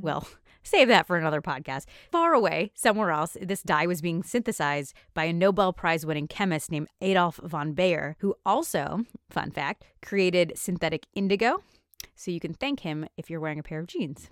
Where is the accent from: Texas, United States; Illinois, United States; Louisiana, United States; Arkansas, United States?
Illinois, United States; near Chicago; I grew up near Chicago